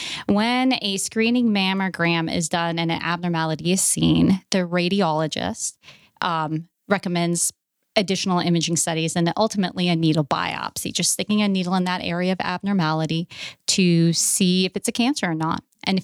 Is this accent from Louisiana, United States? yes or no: yes; Louisiana, United States; born there; Well, I was born in Louisiana and I kind of moved around a lot across the country.